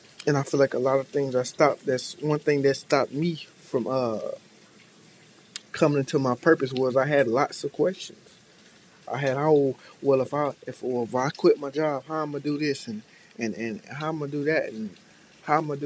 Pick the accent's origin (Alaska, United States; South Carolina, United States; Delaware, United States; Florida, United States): Florida, United States; Tampa; I'm from Tampa